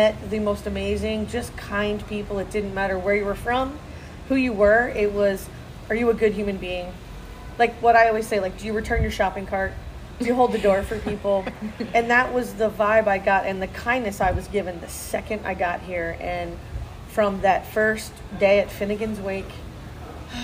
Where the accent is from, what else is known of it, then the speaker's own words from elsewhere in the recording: New Jersey, United States; now in Virginia, United States; I'm from Jersey originally, New Jersey, for those of you on the West Coast. but I've lived in Virginia longer than I've lived anywhere, but I am still from Jersey.